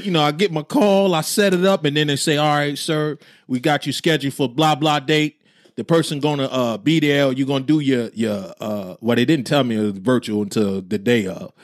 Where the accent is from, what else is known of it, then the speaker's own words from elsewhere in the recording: New Jersey, United States; I'm from Jersey